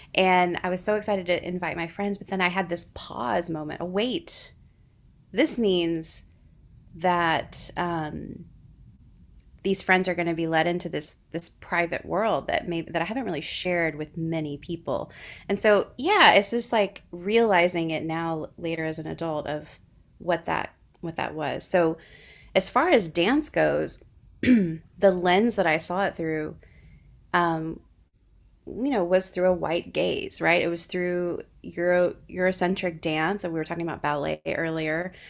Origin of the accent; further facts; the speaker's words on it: Houston, Texas, United States; now in New York City, United States; I grew up in Houston, Texas, completely different planet from New York City